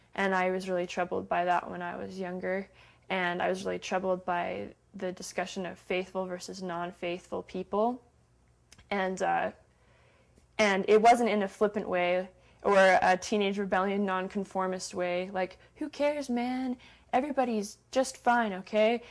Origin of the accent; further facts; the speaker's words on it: Salt Lake City, Utah, United States; Salt Lake City, Utah